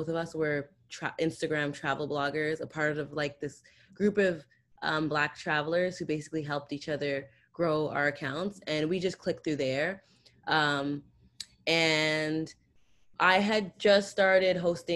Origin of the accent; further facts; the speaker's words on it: Toronto, Ontario, Canada; I'm from Canada